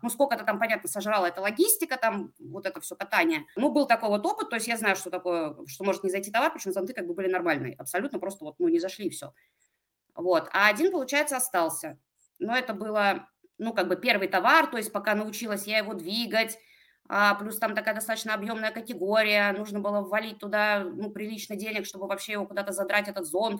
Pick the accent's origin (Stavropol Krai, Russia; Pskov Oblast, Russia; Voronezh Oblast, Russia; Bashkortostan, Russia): Pskov Oblast, Russia; Pskov; also born or lived in Saint Petersburg; Я из Пскова, а, это небольшой маленький город а, рядом с Питером.